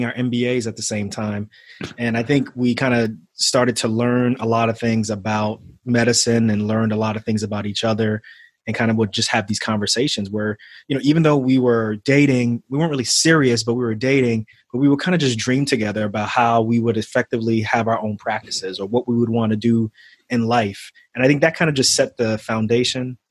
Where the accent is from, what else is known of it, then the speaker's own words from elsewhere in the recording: New York City, New York, United States; moved away; also born or lived in New Jersey; I grew up in Queens when I was younger. I grew up in Queens, not too far from Shea Stadium